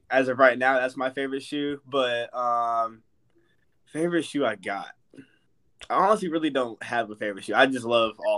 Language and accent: English; San Jose, California, United States; born there; now in Las Vegas, United States; I'm from. I was born in San Jose, and I moved to Vegas, so I, I live pretty close close to the beach